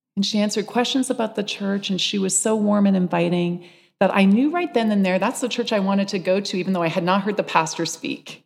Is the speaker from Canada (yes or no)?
yes; London, Ontario, Canada; moved away as an adult; also born or lived in Seattle / Santa Barbara; now in London, Canada; Village Green Community Church in London, Ontario, used to be the library that I bicycled to as a child in my neighborhood